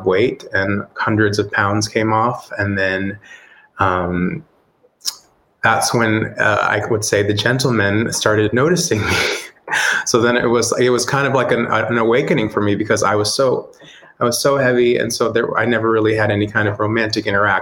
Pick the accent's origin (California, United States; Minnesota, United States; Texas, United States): Texas, United States; I originally from Texas, so I grew up in Texas in a very conservative home